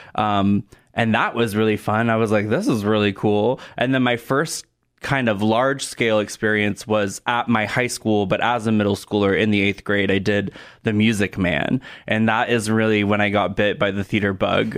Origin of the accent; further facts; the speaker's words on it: Portland, Oregon, United States; moved away as an adult; also born or lived in Los Angeles / New York / South Dakota; now in Sioux Falls, United States; I am originally from Portland, Oregon. That's where I was born and raised.